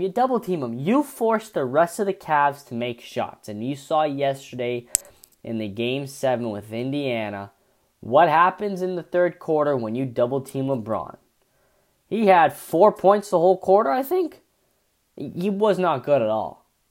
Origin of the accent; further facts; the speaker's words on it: Toronto, Ontario, Canada; I'm from Toronto